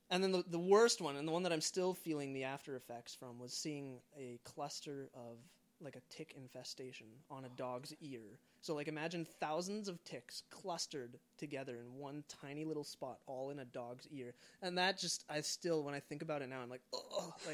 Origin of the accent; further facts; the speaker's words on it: Canada; I'm a Canadian citizen, but I identify, um, I don't know, I guess, as a Jesus follower primarily